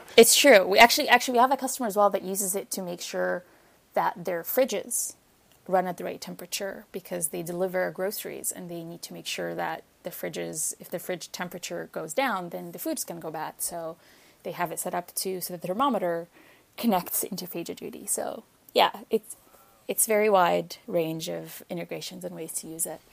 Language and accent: English; Egypt; moved away as an adult; also born or lived in Ontario, Canada; now in Canada; I didn't grow up here. I grew up in Egypt